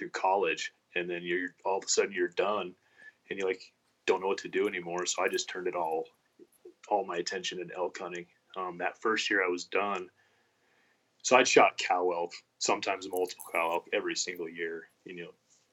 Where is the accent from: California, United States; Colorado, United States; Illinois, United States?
Colorado, United States; moved away as an adult; also born or lived in Wyoming; now in Casper, United States; I am from Colorado